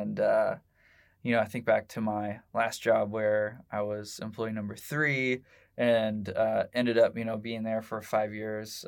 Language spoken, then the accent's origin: English; Indianapolis, Indiana, United States; I grew up, uh, for vast majority of my life in, uh, Southport